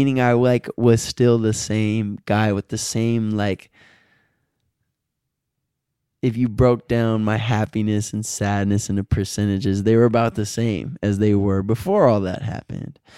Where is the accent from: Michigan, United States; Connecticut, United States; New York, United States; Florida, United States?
Michigan, United States; Southfield; I would never say I'm from Detroit. I would say I'm from Southfield.